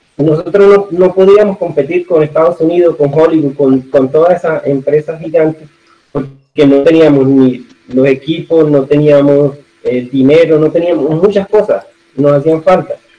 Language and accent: Spanish; San Juan de Urabá, Antioquia, Colombia; accent: mix of costeño and paisa; now in Necoclí, Colombia; yo soy antioqueño, yo soy de Engabá, actualmente vivo en Necoclí, pero nací aquí en el municipio de al lado, que es San Juan de Irabajo